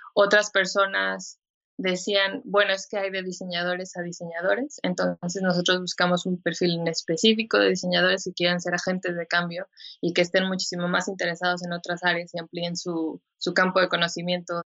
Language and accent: Spanish; Mexico; also born or lived in Helsinki, Finland; soy mexicana, soy diseñadora